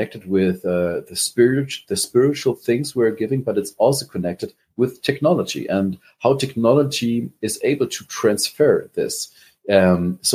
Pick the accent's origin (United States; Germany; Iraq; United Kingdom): Germany; accent: German; English is a second language; Is my accent too hard? Is it too German?